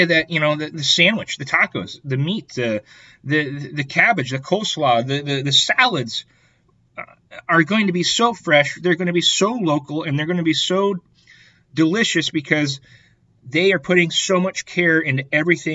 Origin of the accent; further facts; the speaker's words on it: Iowa, United States; I grew up in Iowa.